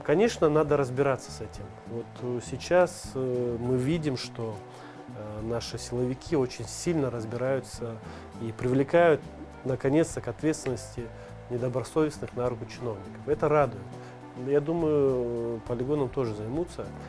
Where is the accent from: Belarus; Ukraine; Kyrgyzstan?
Kyrgyzstan; Bishkek; я родился в Бишкеке, во Фрунзе, в СССР еще